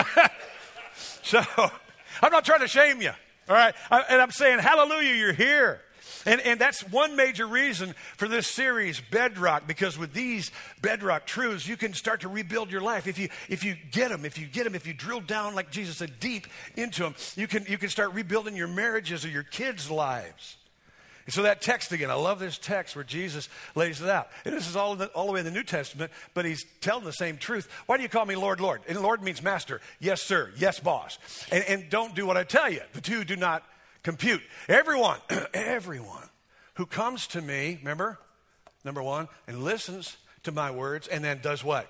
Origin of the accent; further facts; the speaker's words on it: United States; I'm an American, I believe in God.